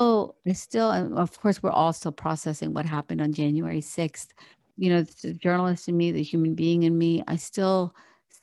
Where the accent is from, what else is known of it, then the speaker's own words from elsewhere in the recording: Morgantown, West Virginia, United States; also born or lived in India; I grew up in West Virginia